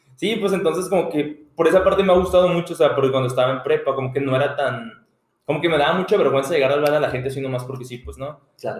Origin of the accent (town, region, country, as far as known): Mexico; now in United States